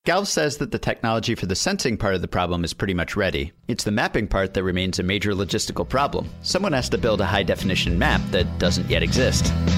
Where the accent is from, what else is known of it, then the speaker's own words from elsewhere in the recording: New York City, New York, United States; I grew up in Manhattan, and so I never needed to drive.